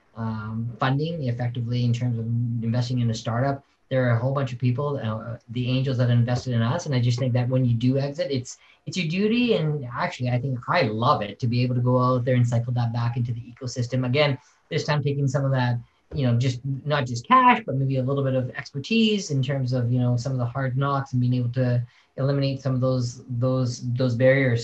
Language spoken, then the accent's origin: English; Saskatoon, Saskatchewan, Canada; I'm Canadian and, and, and, and very proud of it. I was born in probably the coldest place on earth is Saskatoon, Saskatchewan.